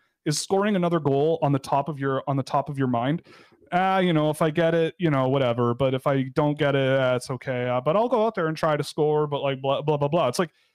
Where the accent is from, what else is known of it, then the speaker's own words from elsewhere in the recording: Canada; as a Canadian